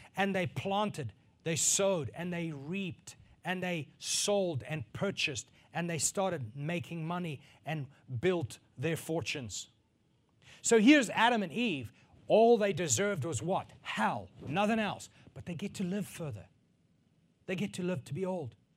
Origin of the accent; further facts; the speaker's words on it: northern South Africa, South Africa; growing up in South Africa on a farm, in a northern part of South Africa